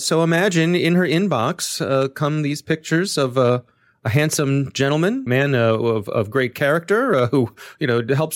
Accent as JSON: {"language": "English", "town": "Ellicott City", "region": "Maryland", "country": "United States", "tie": "born or raised there", "said": "this is my hometown."}